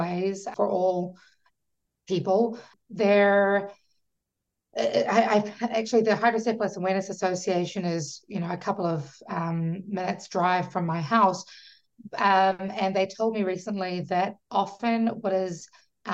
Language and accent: English; New Zealand; moved away as an adult; also born or lived in Fiji / Auckland, New Zealand; now in Washington, D.C., United States; I'm from New Zealand and Fiji.